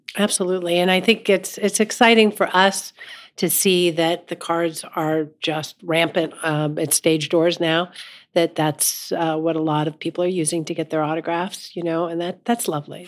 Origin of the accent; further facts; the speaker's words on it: Los Angeles, California, United States; moved away; grew up in Los Angeles, uh, but my mom was from Pittsburgh